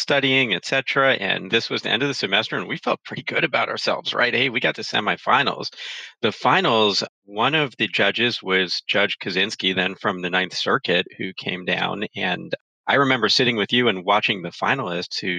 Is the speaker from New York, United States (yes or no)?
yes; New York City, New York, United States; now in Miami, United States; I grew up in Brooklyn, New York